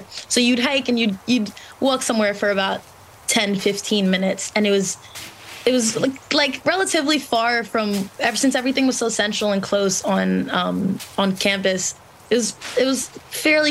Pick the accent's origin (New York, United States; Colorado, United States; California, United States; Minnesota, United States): New York, United States; Long Island; I grew up on Long Island